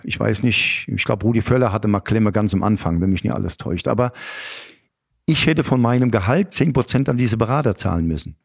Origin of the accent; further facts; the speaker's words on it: Aschaffenburg, Bavaria, Germany; Ich bin zwar in Aschaffenburg geboren